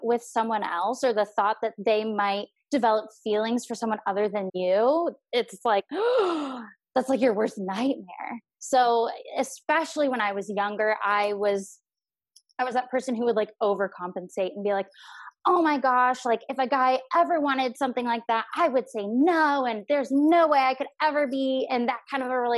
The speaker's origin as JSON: {"language": "English", "area": "Orange County", "region": "California", "country": "United States", "tie": "born or raised there", "said": "I grew up in Orange County"}